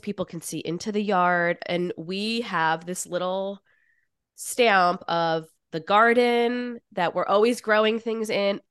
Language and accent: English; New York, United States; I am from New York and I live in New York